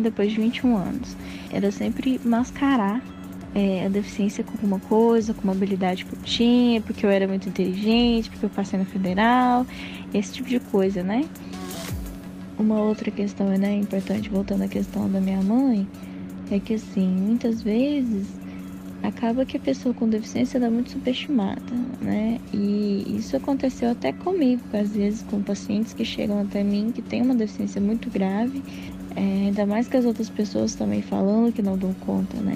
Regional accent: Passos, Minas Gerais, Brazil; born or raised there; moved away

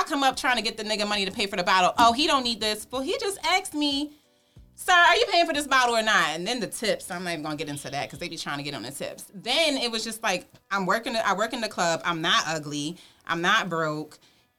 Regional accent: New York, United States; moved away; also born or lived in Baltimore; I was born in Baltimore. I've been all over the place. I moved to New York when I was two.

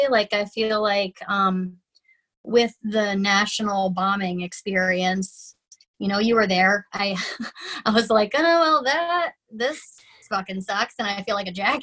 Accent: Florida, United States; now in Minnesota, United States; I grew up in Florida, which is a very different, I mean, you know, it's like the Tiger King group of people.

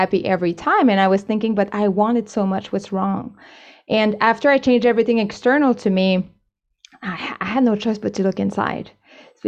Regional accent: Canada; moved away as an adult; also born or lived in China; now in Spain; I'm originally Canadian, but I worked in China for a few years, and now I'm based in Spain.

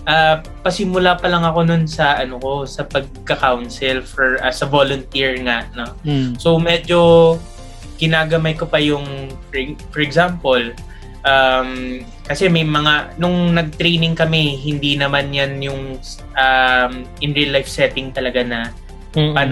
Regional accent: Bacolod, Negros Occidental, Philippines; ako naman, lumaki ako sa Negros Island sa may Bacolod. So, nung nalaman nga namin Ilonggo, pares kami Ilonggo

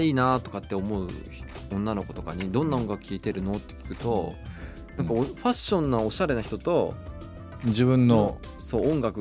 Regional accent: Hokkaido, Japan; moved away as an adult; now in Tokyo, Japan; 僕北海道出身なんですけど、

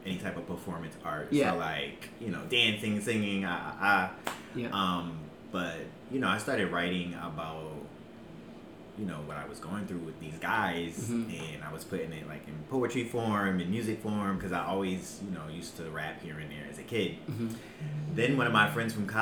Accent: Hartford, Connecticut, United States; also born or lived in New Haven; Well, I'm from Hartford. I live in Hartford now. I used to live in New Haven, and now yes, I'm moving to the suburbs.

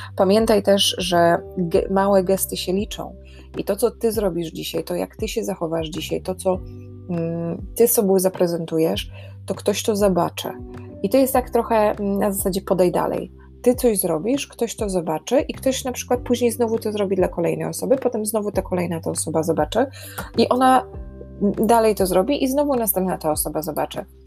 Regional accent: Warsaw, Masovian Voivodeship, Poland; moved away as an adult; now in Ireland; ja jestem z Warszawy

